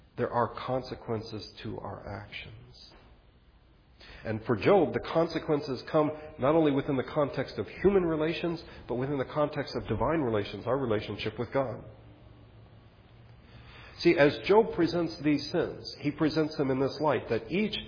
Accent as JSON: {"language": "English", "country": "United States", "said": "as an American"}